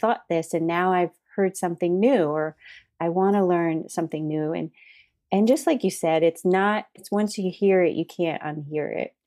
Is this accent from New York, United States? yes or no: no; Massachusetts, United States; moved away; We were both originally from Massachusetts